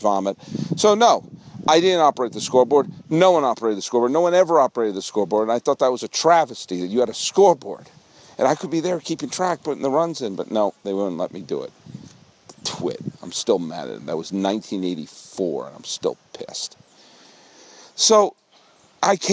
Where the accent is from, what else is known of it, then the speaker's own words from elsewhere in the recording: Weston, Massachusetts, United States; also born or lived in New York; now in California, United States; let me show you where I grew up